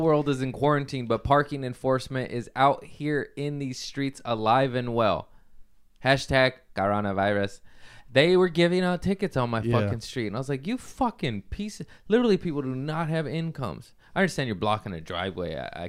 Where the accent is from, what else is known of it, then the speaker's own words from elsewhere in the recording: Florida, United States; Hey, thumb sucking … here. Hey, I'm from Florida.